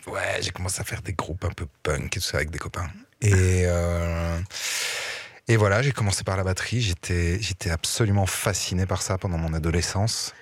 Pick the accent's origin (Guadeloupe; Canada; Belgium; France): Belgium; Liège region, Wallonia; j'ai grandi dans la région liégeoise